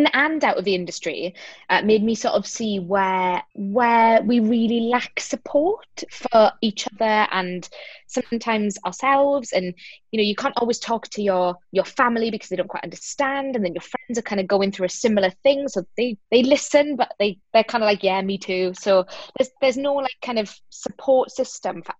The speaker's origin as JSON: {"language": "English", "region": "South Wales", "country": "United Kingdom", "said": "I'm from South Wales. My parents are Greek, so I'm Greek-Welsh"}